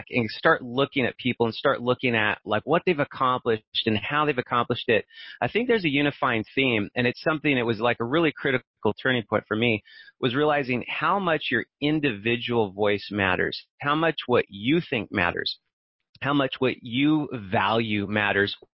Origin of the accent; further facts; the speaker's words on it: Barstow, California, United States; also born or lived in Orange County, California; I'm from Barstow. It's this tiny little town out in the middle of the desert in California and I grew up there. It's totally isolated, right?